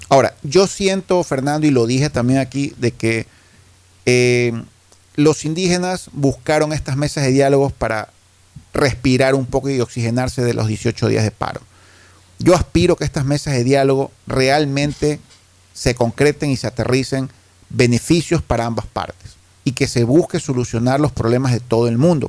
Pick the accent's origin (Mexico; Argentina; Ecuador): Ecuador; Guayaquil, Guayas; como guayaquileño